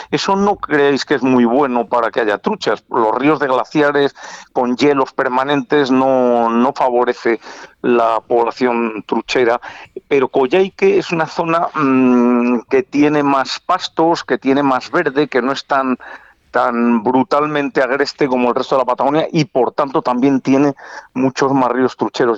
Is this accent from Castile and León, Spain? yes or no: yes; Valladolid, Castile and León, Spain; yo soy vallisoletano y lo llevo muy dentro